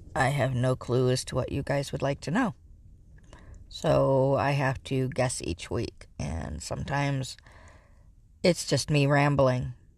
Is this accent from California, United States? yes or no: yes; Northern California, United States; I grew up in Northern California